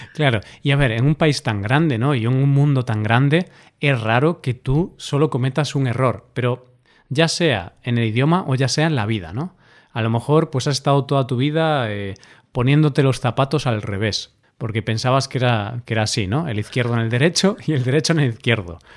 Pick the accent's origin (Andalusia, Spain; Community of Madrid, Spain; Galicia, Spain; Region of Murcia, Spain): Galicia, Spain; first language Galician and Spanish; Yo crecí en Galicia, vivo en Galicia, eh, soy nativo en gallego y en español